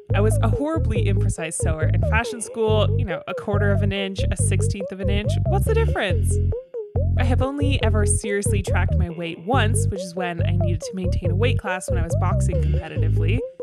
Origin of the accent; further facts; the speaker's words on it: Toronto, Ontario, Canada; my hometown crew of Parkdale Road Runners hosted one in Toronto